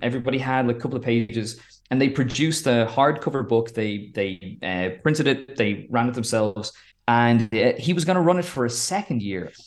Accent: Wicklow, Leinster, Ireland; growing up in a, in the, in a town in Wicklow

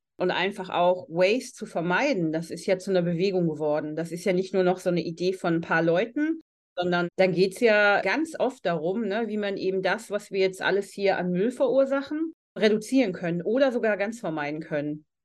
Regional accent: Germany; hier bei uns in Deutschland.

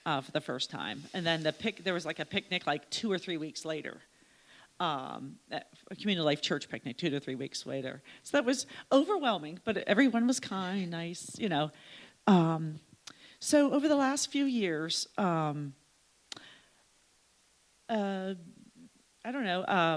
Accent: Slippery Rock, Pennsylvania, United States; I'm from Slippery Rock

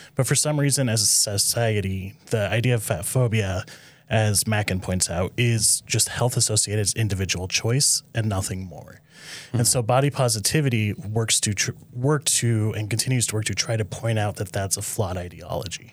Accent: Nebraska, United States; I'm from Nebraska originally

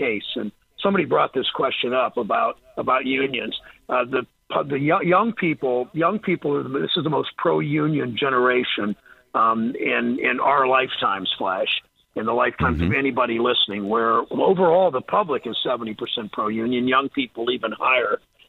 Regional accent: Mansfield, Ohio, United States; now in Cleveland, United States; where I grew up in Mansfield, where I live in Cleveland now

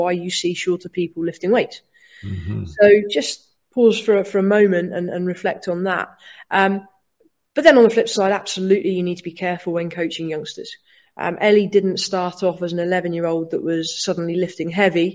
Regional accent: Cornwall, South West England, United Kingdom; moved away as an adult; also born or lived in Watford, England; now in Wales, United Kingdom; Born and bred in Watford, lived there for 9 years, Cornwall for 9 years, and moved to Wales in 2012.

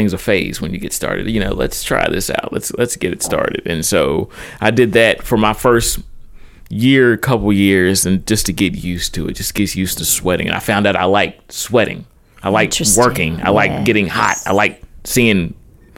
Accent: Charleston, West Virginia, United States; I'm originally from the Cross Lanes, Charleston area. And I grew up, typically I went to, Cross Lanes Christian throughout school. Went to West Virginia State for my undergrad

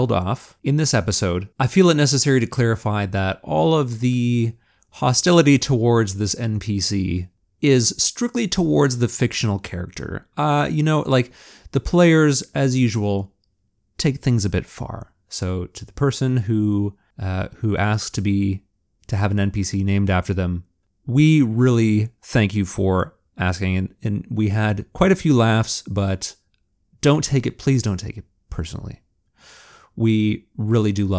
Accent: Canada; That's part of being Canadian

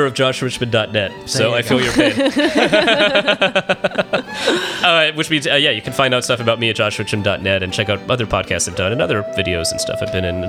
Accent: Los Angeles, California, United States; Here in L.A.

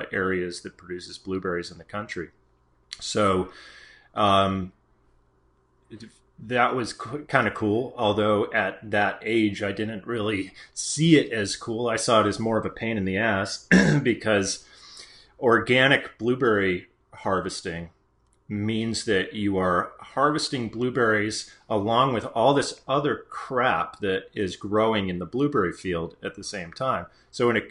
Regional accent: Maine, United States; I grew up in Maine and grew up on an organic blueberry farm

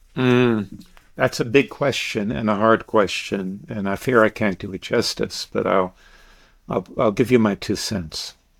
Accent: Deep South, United States; I grew up in the Deep South

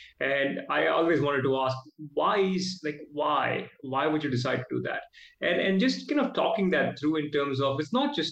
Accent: Mumbai, Maharashtra, India; moved away as an adult; also born or lived in Oklahoma, United States; now in Australia; I was born and raised in Mumbai

